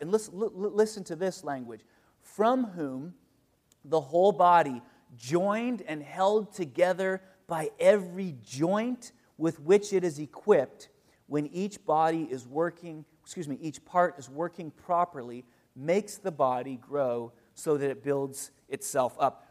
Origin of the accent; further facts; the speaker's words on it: United States; I'm an American